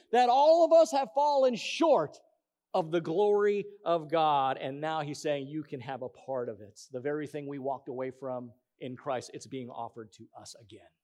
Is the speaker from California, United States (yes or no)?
no; Hawaiian Islands, United States; in the Hawaiian Islands